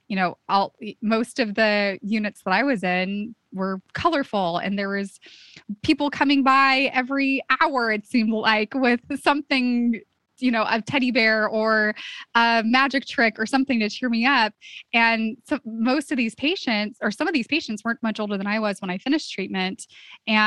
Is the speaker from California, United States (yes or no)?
yes; Santa Cruz, California, United States; my hometown